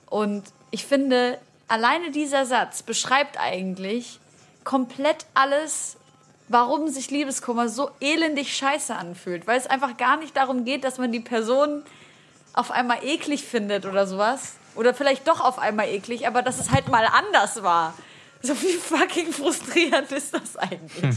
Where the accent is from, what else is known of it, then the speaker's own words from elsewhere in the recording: Syria; Ich als Syrerin